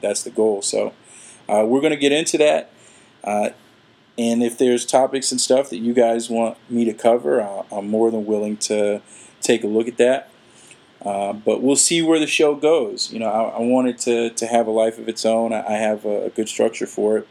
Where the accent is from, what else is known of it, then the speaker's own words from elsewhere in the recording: Atlanta, Georgia, United States; now in Florida, United States; I'm originally from Atlanta, uh, and I've been here for some time